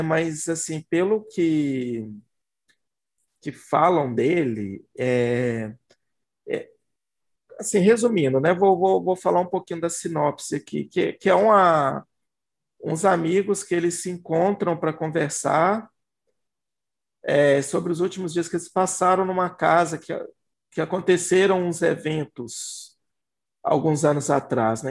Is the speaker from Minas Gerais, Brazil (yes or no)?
yes; Belo Horizonte, Minas Gerais, Brazil; BH, gente, eu sou de Belo Horizonte, Minas Gerais, tá? A gente aqui fala, fala BH.